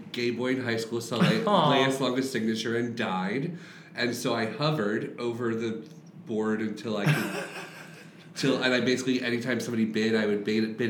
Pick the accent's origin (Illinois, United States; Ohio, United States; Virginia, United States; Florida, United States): Florida, United States; So I grew up in Florida, and in 2002, I was a junior in high school.